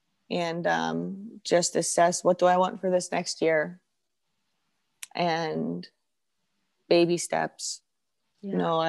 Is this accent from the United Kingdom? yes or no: yes; England, United Kingdom; born there; now in United States; So I was born in England.